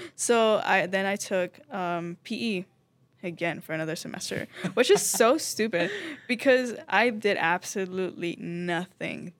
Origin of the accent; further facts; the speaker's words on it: Venezuela; moved away; I am from Venezuela.